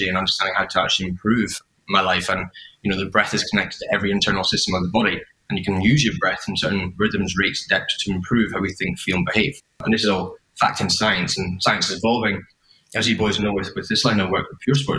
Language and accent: English; Edinburgh, Scotland, United Kingdom; also born or lived in London; now in Sydney, Australia; I'm originally from Edinburgh. I live in Sydney now